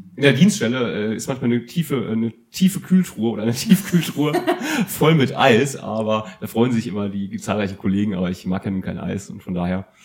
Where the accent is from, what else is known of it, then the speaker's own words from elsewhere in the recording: East Hesse, Germany; Ich bin ja in Osthessen aufgewachsen